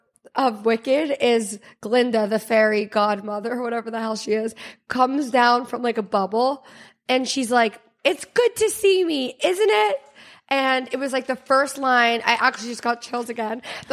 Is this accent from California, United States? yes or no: yes; California, United States; now in New York, United States; I grew up in California. We have fires and we have mudslides.